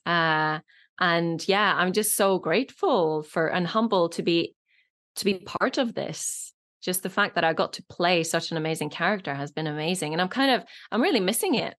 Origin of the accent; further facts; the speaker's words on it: Norway; first language Norwegian and Polish; English is a second language; moved away as an adult; now in United Kingdom; I grew up in Norway, uh, most of the time